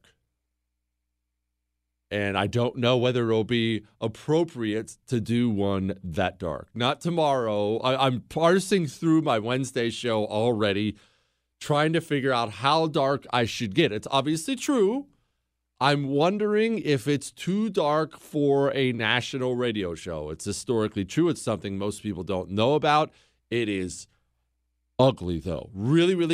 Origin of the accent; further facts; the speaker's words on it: United States; I'm an American